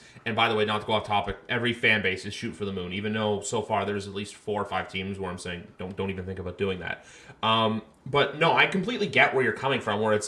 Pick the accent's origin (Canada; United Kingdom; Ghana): Canada; we're both Canadian